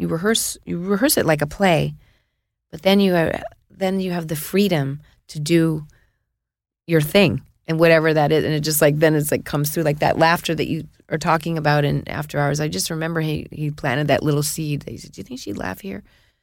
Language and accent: English; Hollywood, California, United States; We grew up in Hollywood, really grew up in here.